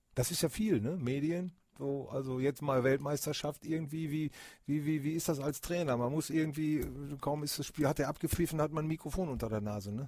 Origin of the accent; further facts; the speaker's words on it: Bremen, Germany; Ich bin in Bremen geboren